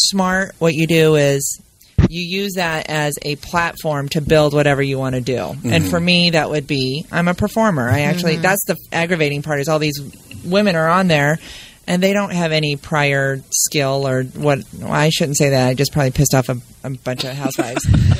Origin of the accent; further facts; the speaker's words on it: California, United States; also born or lived in Grand Rapids, Michigan; Yeah, exactly. But then I grew up in Orange County, California.